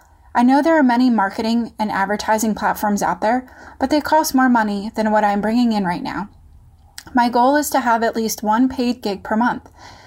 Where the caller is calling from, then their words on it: Philadelphia, Pennsylvania, United States; I'm from the Philadelphia area.